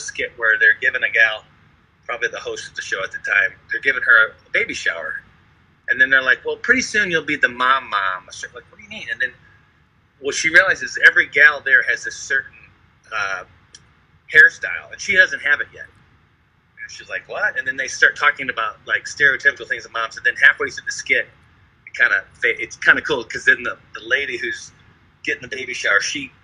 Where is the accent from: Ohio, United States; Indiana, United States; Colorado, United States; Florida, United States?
Indiana, United States; I've been in the Midwest my whole life. I grew up in Indiana